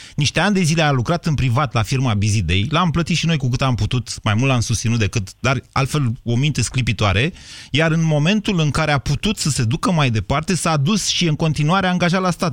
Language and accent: Romanian; Romania; suntem români și unii și alții